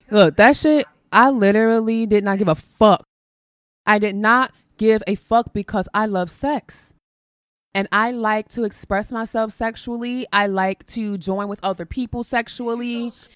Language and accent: English; Chicago, Illinois, United States; I'm from Chicago, born and raised